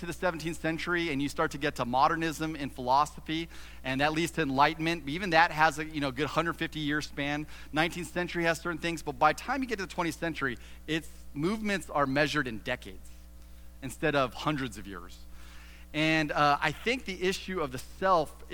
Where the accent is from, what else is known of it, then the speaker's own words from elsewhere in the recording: Southern California, United States; moved away as an adult; now in Ohio, United States; I was born and raised in Southern California